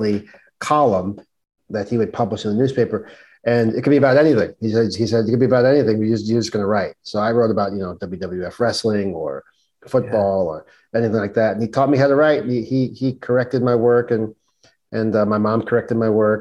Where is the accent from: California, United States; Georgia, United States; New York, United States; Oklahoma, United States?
New York, United States; New York City; growing up in Brooklyn, on the streets of Brooklyn